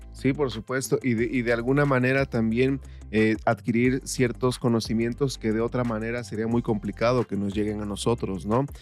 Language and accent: Spanish; Guerrero, Mexico; yo soy del estado de Guerrero